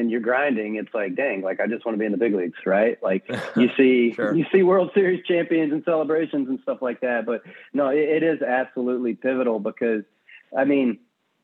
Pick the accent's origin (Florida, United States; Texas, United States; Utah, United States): Texas, United States; Southwest; also born or lived in Nacogdoches, Texas; I'm from Southwest Texas. So I've got, grew up on a ranch, speak Tex-Mex